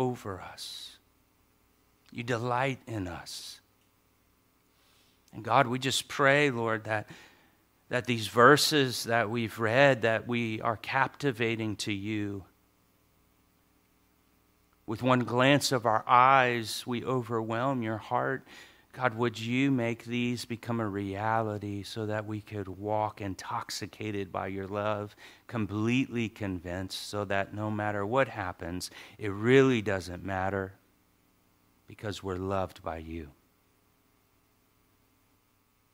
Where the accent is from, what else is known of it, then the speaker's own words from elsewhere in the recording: Hawaii, United States; I'm Hawaiian.